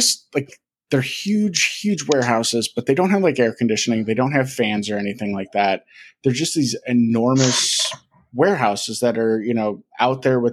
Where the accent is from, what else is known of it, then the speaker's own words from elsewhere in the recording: Milwaukee, Wisconsin, United States; I grew up in Milwaukee.